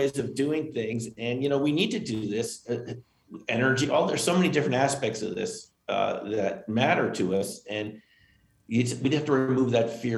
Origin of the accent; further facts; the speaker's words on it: Westchester, New York, United States; I grew up in Westchester, New York, near the Hudson Valley.